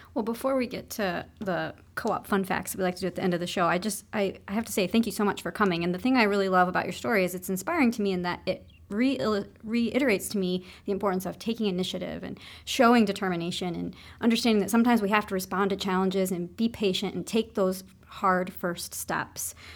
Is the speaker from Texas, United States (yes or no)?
no; Piqua, Ohio, United States; moved away; I grew up right outside of Piqua, Ohio.